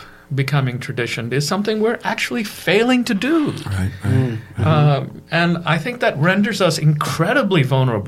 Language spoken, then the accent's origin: English; India; brought up as an Indian Christian from the Martoma Church